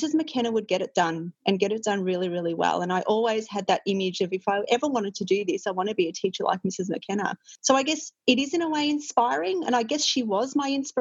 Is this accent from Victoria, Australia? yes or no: yes; Melbourne, Victoria, Australia; I grew up in the northern suburbs